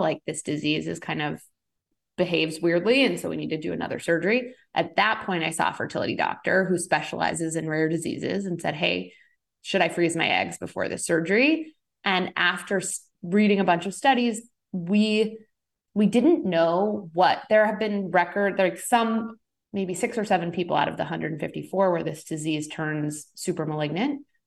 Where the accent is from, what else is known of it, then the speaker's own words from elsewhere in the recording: Rhode Island, United States; also born or lived in Boston / San Francisco; now in Los Angeles, United States; I'm originally an East Coaster, though, so I'm from Rhode Island, lived in Boston for ten years